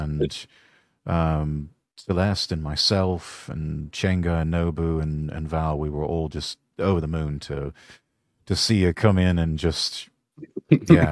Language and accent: English; United Kingdom; I'm a Brit